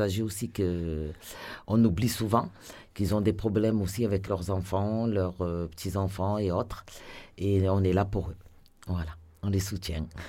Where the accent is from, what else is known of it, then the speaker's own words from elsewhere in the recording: Marseille, Provence-Alpes-Côte d'Azur, France; je suis marseillaise, je suis née à Marseille, j'ai habité au centre-ville